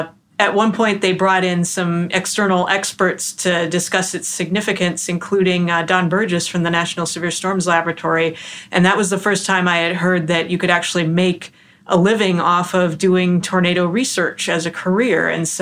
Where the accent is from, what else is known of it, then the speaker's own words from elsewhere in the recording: Minnesota, United States; now in West Lafayette, United States; when I was growing up in Minnesota back in the 1980s, when I was about 7 years old